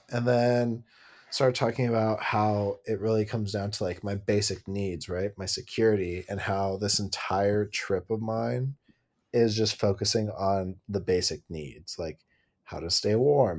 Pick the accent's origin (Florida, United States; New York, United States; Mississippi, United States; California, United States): California, United States; growing up in Southern California, I would just like wanted minimal clothes